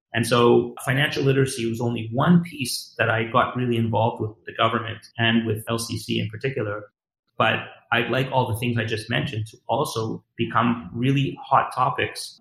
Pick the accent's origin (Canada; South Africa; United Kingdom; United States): Canada; Montreal, Quebec; I grew up in Montreal